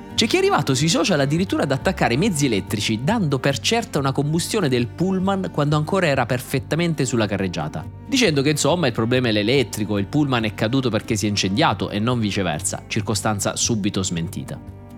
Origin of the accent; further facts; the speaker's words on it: Southern Italy, Italy; da buon terrone